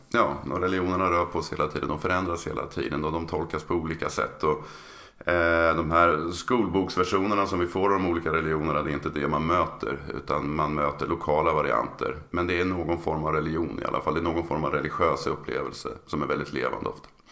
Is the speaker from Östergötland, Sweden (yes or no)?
no; Örebro, Örebro County, Sweden; now in Uppsala, Sweden; född och uppvuxen i Örebro